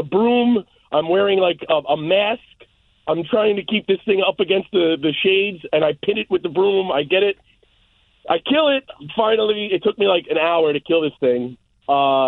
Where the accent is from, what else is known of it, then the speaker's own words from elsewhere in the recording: Yonkers, New York, United States; now in Eastchester, United States; I'm from South Yonkers